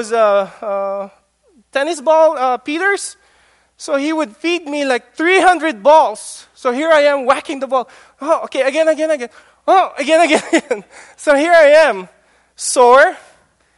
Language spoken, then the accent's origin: English; Philippines; moved away; My teenage years I spent in the Philippines